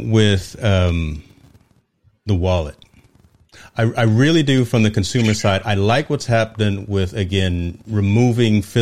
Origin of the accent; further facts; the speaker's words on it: East Coast, United States; you I'm from the East Coast, man.